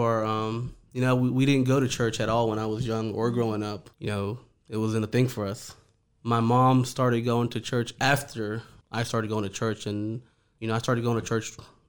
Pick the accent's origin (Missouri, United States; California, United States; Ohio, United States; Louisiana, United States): Louisiana, United States; New Orleans; also born or lived in Honduras; I'm originally from Honduras, small country in Central America. My parents and I and my brothers immigrated when I was 4 years old. We moved to New Orleans.